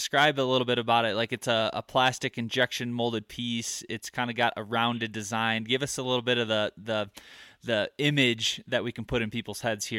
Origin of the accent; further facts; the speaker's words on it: Michigan, United States; now in Colorado, United States; growing up in Michigan and living in the Midwest, I had 5 archery shops within probably 30 to 45 minutes of my house. I move out to Colorado and I'm up in the mountains.